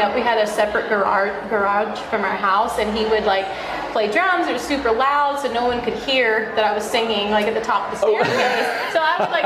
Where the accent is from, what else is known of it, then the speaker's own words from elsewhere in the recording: Charleston, South Carolina, United States; I'm from Charleston